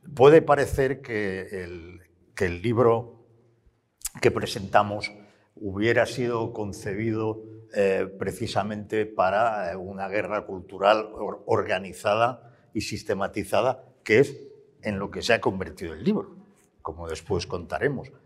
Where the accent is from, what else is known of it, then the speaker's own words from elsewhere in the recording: Barcelona, Catalonia, Spain; Yo como barcelonés